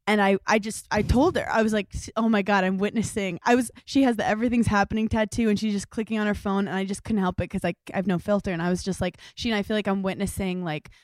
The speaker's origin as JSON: {"language": "English", "region": "New York", "country": "United States", "said": "I'm a New Yorker."}